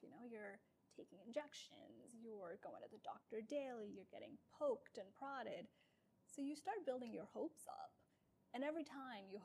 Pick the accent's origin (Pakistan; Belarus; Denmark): Pakistan; moved away; I was born and raised in Pakistan